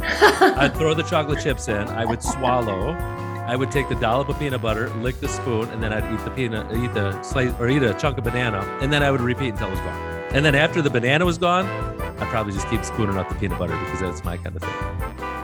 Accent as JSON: {"language": "English", "region": "Wisconsin", "country": "United States", "said": "I'm from Wisconsin"}